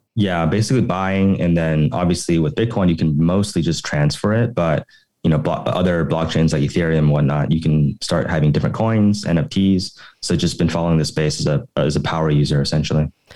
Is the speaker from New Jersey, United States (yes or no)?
no; Oklahoma City, Oklahoma, United States; moved away as an adult; also born or lived in Los Angeles / San Francisco / New York; now in Taipei, Taiwan; I grew up originally in Oklahoma City in the US and then went to study at UCLA